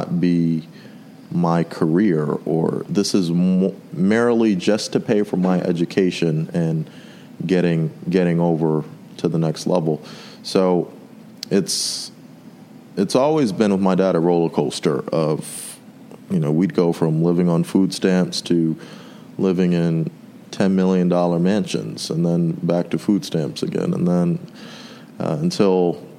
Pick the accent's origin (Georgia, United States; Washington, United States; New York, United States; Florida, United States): New York, United States; New York City; moved away; I was born and raised in Brooklyn, New York, and traveled all throughout the United States as a child, ultimately residing for about 7 years back where it all started in Brooklyn.